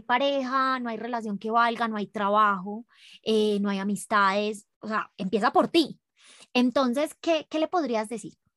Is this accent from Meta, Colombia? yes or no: no; Medellín, Antioquia, Colombia; now in Ecuador; yo soy de Medellín